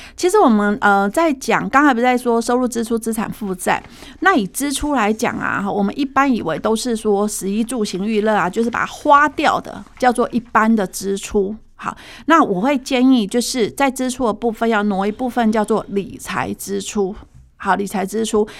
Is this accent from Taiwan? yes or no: yes; Taiwan; 其实平均现在目前我们台湾人大概是平均被照顾的